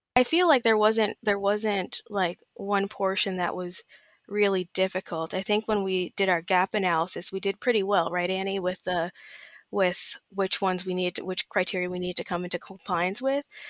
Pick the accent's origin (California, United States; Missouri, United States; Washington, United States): California, United States; Southern; I'm from Southern California. I've been born and raised here all my life